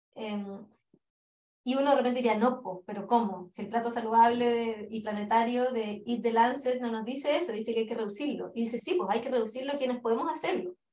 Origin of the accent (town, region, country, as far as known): Chile; moved away as an adult; now in England, United Kingdom